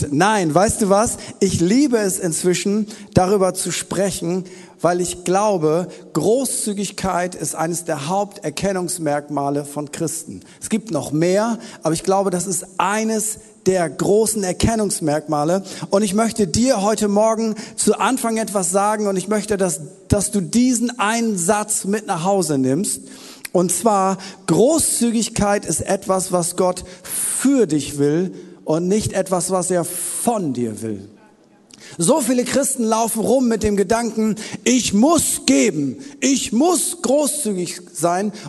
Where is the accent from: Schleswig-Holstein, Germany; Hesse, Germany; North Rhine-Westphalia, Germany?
North Rhine-Westphalia, Germany; Wuppertal; Elberfelder habe ich auch noch im Petto, ich komme aus Wuppertal. Da hat man natürlich auch eine eigene Bibelübersetzung.